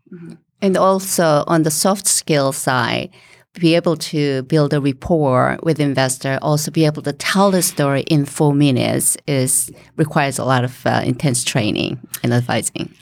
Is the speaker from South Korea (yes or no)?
yes; South Korea; moved away as an adult; now in Rhode Island, United States; I came originally from Korea, and, uh, to get my master's, uh, in business.